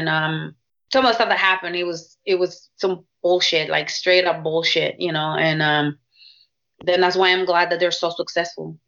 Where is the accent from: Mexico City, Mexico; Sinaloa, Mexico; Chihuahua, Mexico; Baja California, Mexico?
Baja California, Mexico; Tijuana; moved away; also born or lived in Pacifica, California; I was born and raised in Tijuana.